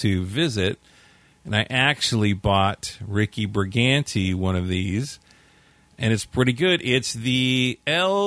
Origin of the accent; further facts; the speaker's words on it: California, United States; I'm from California